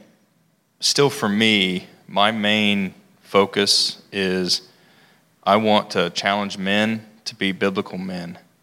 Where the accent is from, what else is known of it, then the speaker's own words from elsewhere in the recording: Logan, United States; I grew up here in Logan